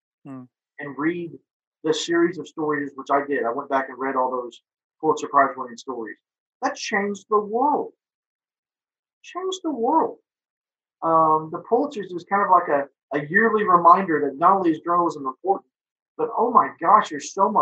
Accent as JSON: {"language": "English", "town": "Stillwater", "region": "Oklahoma", "country": "United States", "tie": "born or raised there", "said": "So I graduated Stillwater High School. My dad worked in the engineering department. My mom worked at Central Mailing there on campus."}